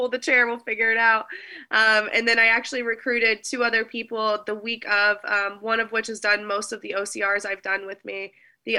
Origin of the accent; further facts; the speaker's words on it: United States; I love being American